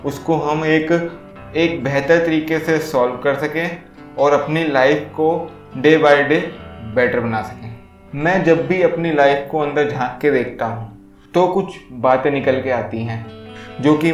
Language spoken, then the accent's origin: Hindi; India; मैं इंडिया से बिलोंग करता हूँ इंडिया में most of the percentage of family middle class family की है